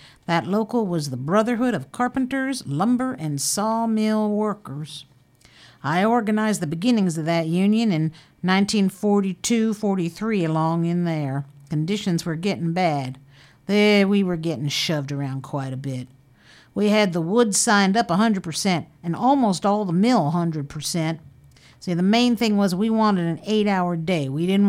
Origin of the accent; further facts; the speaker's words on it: Waco, Texas, United States; born there; now in Fort Bragg, United States; I was born in Waco, Texas in 1914. I came up here in 1935